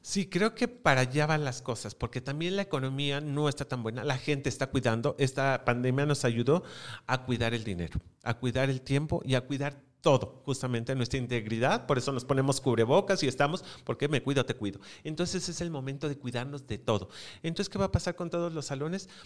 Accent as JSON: {"language": "Spanish", "country": "Mexico", "said": "somos mexicanos"}